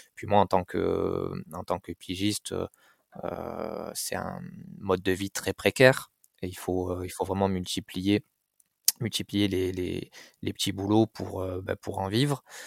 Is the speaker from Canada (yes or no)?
no; Marseille, Provence-Alpes-Côte d'Azur, France; j'ai grandi à Marseille, dans un quartier populaire